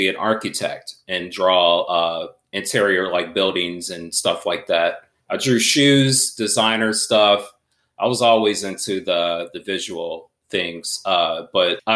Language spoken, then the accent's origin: English; St. Louis, Missouri, United States; moved away; originally I'm from St. Louis, Missouri